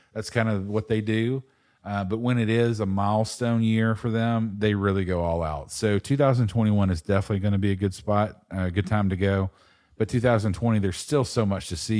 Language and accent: English; East Coast, United States; I, growing up on the East Coast